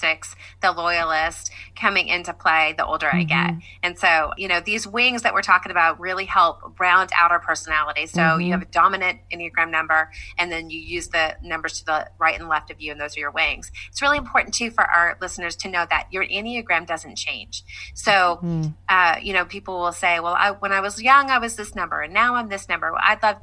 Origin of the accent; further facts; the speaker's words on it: Franklin, Tennessee, United States; I am from Franklin, Tennessee. I live here with my husband and our four amazing children